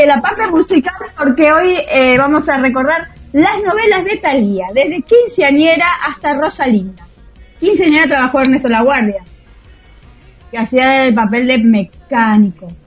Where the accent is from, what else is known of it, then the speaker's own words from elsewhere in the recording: Tandil, Buenos Aires Province, Argentina; Yo en el cine dos veces con mi amiguita del colegio eh, en Tandil, en la matiné